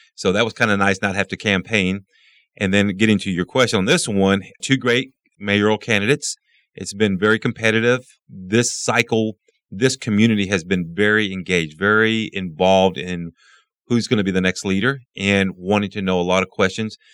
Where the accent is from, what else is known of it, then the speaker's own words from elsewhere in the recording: Midland, Texas, United States; I was born and raised here in Midland